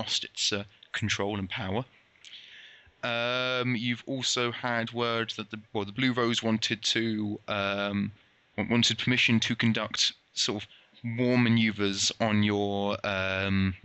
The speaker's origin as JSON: {"language": "English", "country": "United Kingdom", "said": "I'm British"}